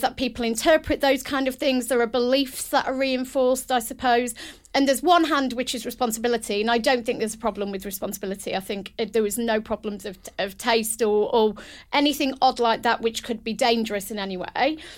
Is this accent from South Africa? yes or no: no; United Kingdom; a British, proud British woman